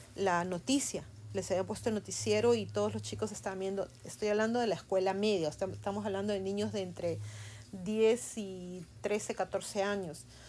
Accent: Peru; now in United States; en mi país, en el Perú, nosotros hemos vivido en los 80 la época del terrorismo

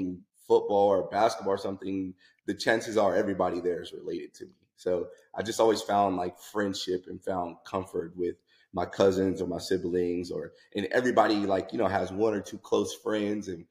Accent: Southern California, United States; also born or lived in Pasadena / Germany; I grew up in Southern California playing sports.

